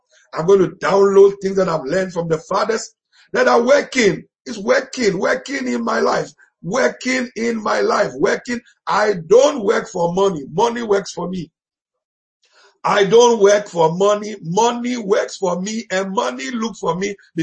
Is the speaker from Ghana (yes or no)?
yes; Ghana; we grew up together in Ghana.